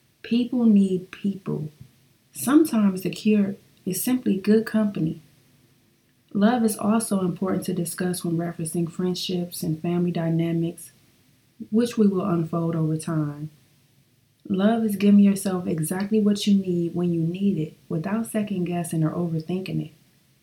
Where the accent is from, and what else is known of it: Flint, Michigan, United States